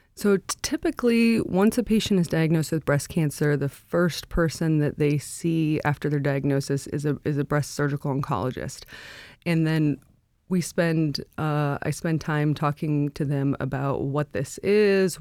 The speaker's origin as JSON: {"language": "English", "town": "Anchorage", "region": "Alaska", "country": "United States", "tie": "born or raised there", "also_born_or_lived": "North Carolina", "said": "I grew up in Anchorage. I, uh, went to high school at West High."}